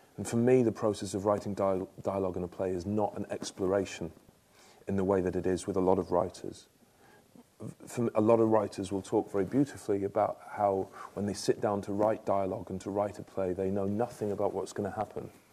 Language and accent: English; Stockport, North West England, United Kingdom; growing up in Stockport, a suburb of Manchester